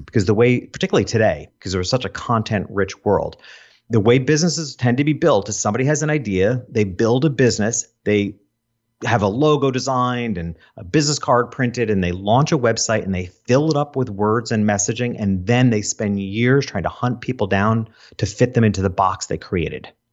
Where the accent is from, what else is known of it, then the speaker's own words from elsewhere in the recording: Hopewell Junction, New York, United States; I grew up in a town called Hopewell Junction